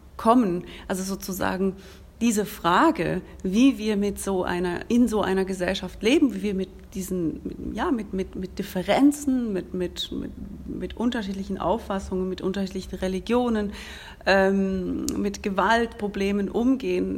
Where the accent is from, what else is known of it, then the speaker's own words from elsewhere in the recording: Switzerland; wir in der Schweiz